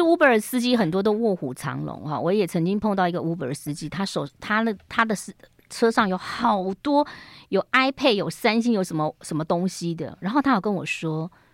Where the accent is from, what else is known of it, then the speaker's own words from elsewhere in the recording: Taiwan; 我们台湾人好喜欢装潢哦